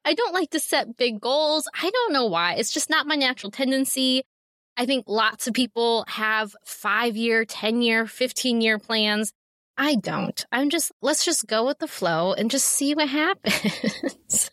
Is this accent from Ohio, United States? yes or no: yes; Ohio, United States; moved away as an adult; now in Amish country; my hometown in Ohio